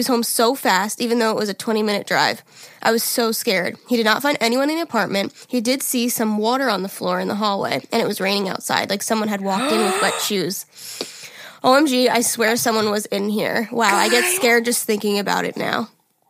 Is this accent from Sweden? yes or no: yes; Sweden; English is a second language; I'd like to apologize if my spelling and grammar are bad. I'm from Sweden, so I usually don't write in English.